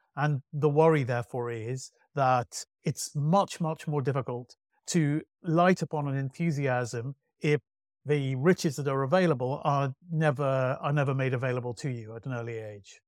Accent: Manchester, North West England, United Kingdom; I grew up in Manchester

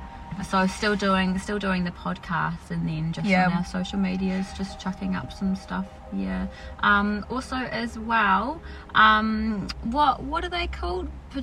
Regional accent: New Zealand; We're from New Zealand.

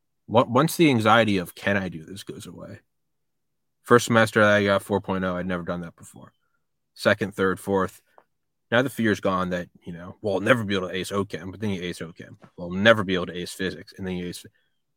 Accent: New Hampshire, United States; also born or lived in Maryland / Athens, Georgia; now in Georgia, United States; I'm from New Hampshire

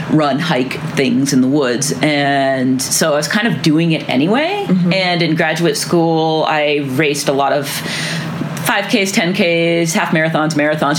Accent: Chittenden, Vermont, United States; now in Bozeman, United States; I grew up in a town called Chittenden in Vermont. It's just a south central Vermont town

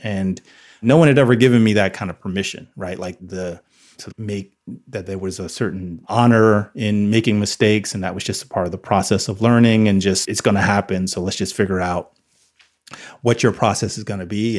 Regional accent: New Jersey, United States; I grew up in New Jersey

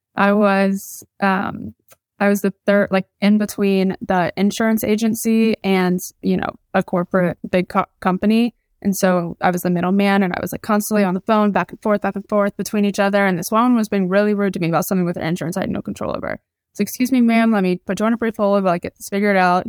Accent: Atlanta, Georgia, United States; moved away as an adult; also born or lived in South Carolina; I grew up in Atlanta, Georgia

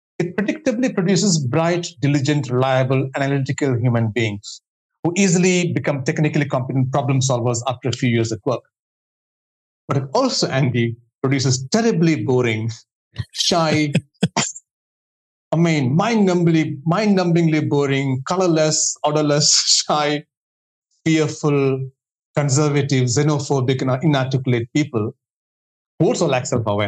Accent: India; moved away; I come from India, where there's an obsession right from childhood to do extremely well academically

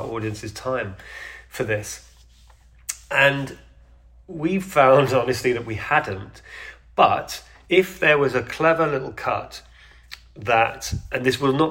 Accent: United Kingdom; I'm a Brit

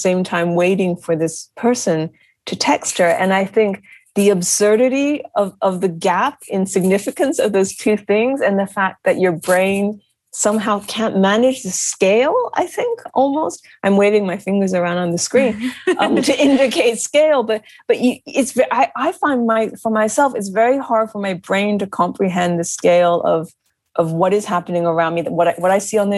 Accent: United States; I'm American, but my family is from Japan

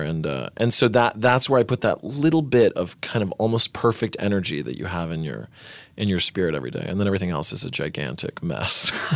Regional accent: Winchester, Tennessee, United States; also born or lived in New York City; this small town in Tennessee called Winchester. And, uh, and it was cool. I mean, I, I really liked growing up in nature

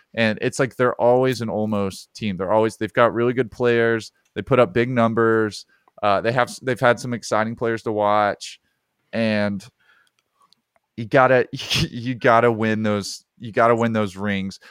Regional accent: Alabama, United States; growing up in Alabama, every other kid was a Peyton Manning fan

